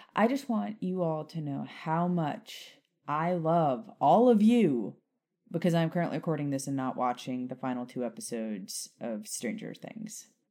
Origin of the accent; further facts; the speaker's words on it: Key West, Florida, United States; now in Nashville, United States; I grew up in Key West